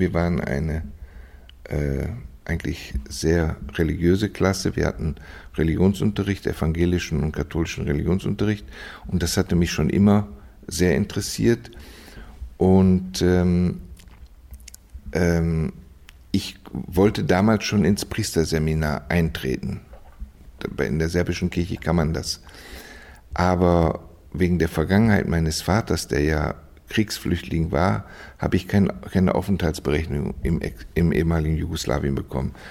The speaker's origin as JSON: {"language": "German", "town": "Düsseldorf", "region": "North Rhine-Westphalia", "country": "Germany", "tie": "born or raised there", "also_born_or_lived": "Osnabrück", "moved": "yes", "lives_now": "Vienna, Austria", "said": "ich bin aufgewachsen in Düsseldorf, geboren in Osnabrück in Düsseldorf"}